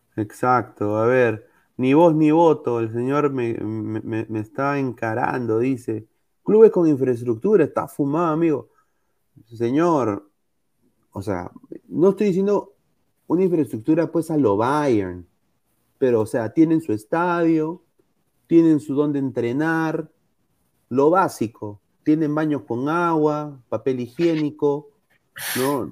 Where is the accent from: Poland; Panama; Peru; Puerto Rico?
Peru